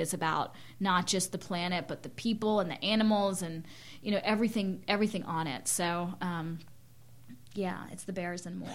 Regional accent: Winston-Salem, North Carolina, United States; moved away as an adult; also born or lived in Germany / India; now in Lawrence, United States; growing up in North Carolina, in Winston Salem

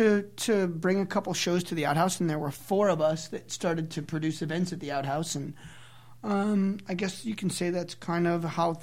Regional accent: Waterbury, Connecticut, United States; moved away; also born or lived in Lawrence, Kansas; I grew up in the New York hardcore scene back out east. I was born in Waterbury, Connecticut

